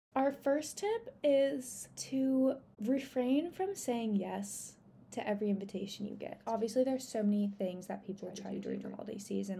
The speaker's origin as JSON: {"language": "English", "town": "Encinitas", "region": "California", "country": "United States", "tie": "born or raised there", "said": "a place in Cardiff, which is in my hometown. And it's like really close to the water. It's an area that I grew up in."}